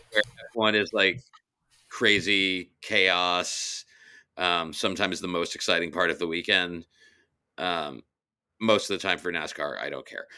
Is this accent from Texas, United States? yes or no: no; New York City, New York, United States; I am from Brooklyn first and New York City second and New York State third and the United States of America